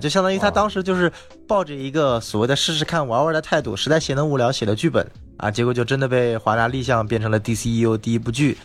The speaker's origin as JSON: {"language": "Chinese", "country": "China", "also_born_or_lived": "Los Angeles, United States", "said": "我是来自中国的"}